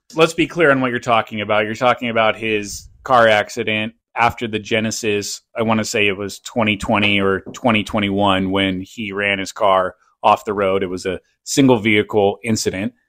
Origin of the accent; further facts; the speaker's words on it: Seattle, Washington, United States; also born or lived in Poway, California; now in South Orange County, United States; I'm from Seattle